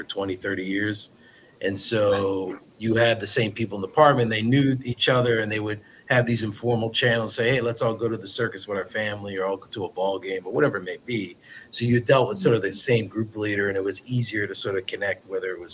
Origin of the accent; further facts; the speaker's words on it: Philadelphia, Pennsylvania, United States; growing up in Philadelphia